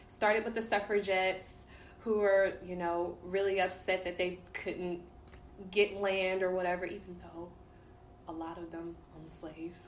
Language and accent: English; Dallas, Texas, United States; I'm from Dallas. Mm-hmm. Born and raised